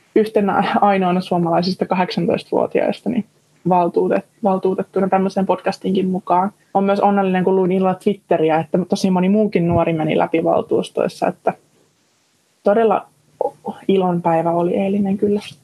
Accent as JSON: {"language": "Finnish", "town": "Sysmä", "region": "Päijänne Tavastia", "country": "Finland", "tie": "born or raised there"}